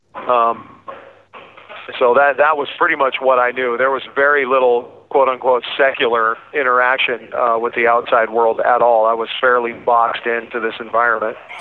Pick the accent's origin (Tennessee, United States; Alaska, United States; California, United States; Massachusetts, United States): Alaska, United States; I was born and raised in Alaska